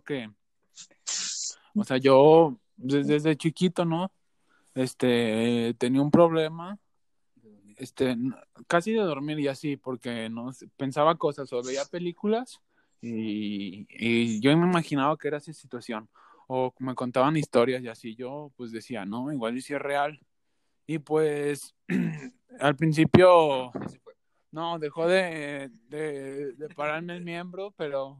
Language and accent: Spanish; Aguascalientes, Mexico; nosotros tres somos de Aguascalientes